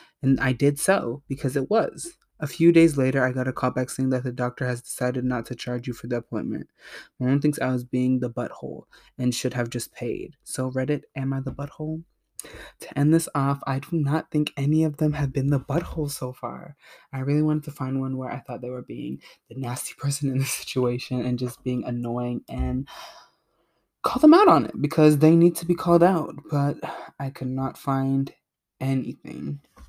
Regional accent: Canada; I am Canadian with government-run healthcare systems. They are provincially run. I moved Providences recently.

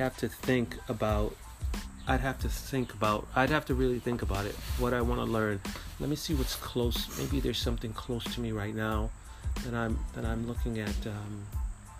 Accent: New York City, New York, United States; moved away; I'm from Brooklyn, New York, where I didn't need a car

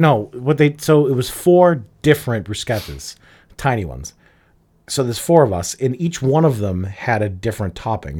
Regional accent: Revere, Massachusetts, United States; But I grew up in Revere. I grew up next door to Everett

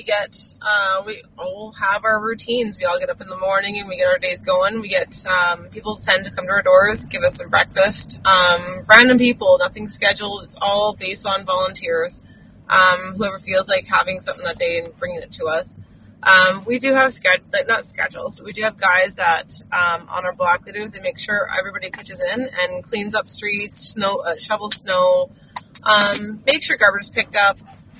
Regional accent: Canada; I don't know when I lost that feeling of being proud of being a Canadian, but I did somewhere along the lines, and I'm so amazingly thankful to have it back.

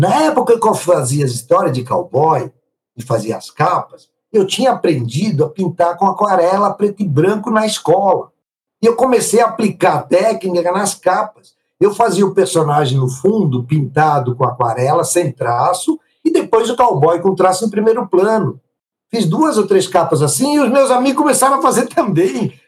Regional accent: Italy; now in Brazil; Sou italiano até hoje, não me naturalizei

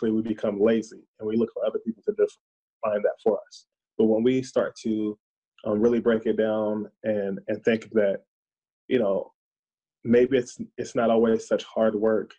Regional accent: the South, United States; now in Minnesota, United States; I'm from the South

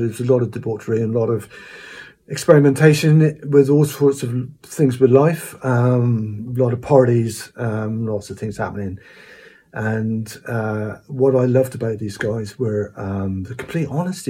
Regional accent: Cornwall, South West England, United Kingdom; I was born around the Snort area in Cornwall.

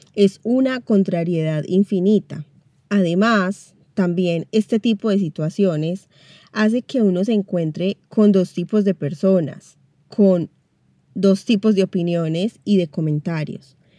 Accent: Manizales, Caldas, Colombia; moved away as an adult; now in Buenos Aires, Argentina; Yo soy colombiana, específicamente de la ciudad de Manizales, la tierrita del café, pero vivo en Buenos Aires, Argentina, hace casi 10 años.

